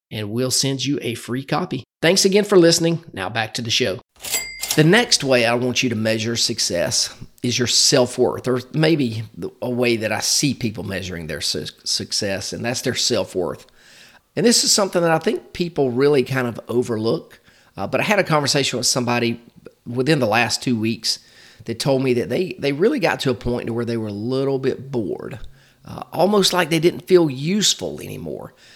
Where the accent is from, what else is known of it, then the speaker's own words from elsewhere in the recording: Macon, Georgia, United States; my hometown of Macon, Georgia